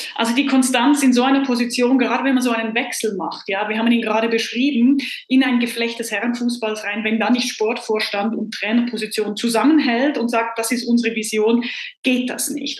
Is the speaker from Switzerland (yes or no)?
yes; Switzerland; freue ich mich jetzt als Schweizerin